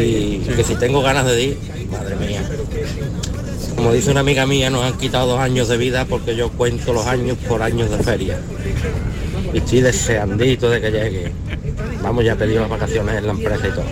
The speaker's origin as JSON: {"language": "Spanish", "town": "Mairena del Alcor", "region": "Andalusia", "country": "Spain", "said": "Soy de Mairena del Arco, la primera feria de aquí de nuestra Andalucía"}